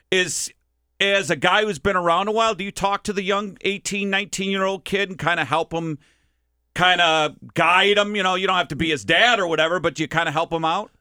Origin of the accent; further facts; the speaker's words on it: Minnesota, United States; moved away; I'm from Minnesota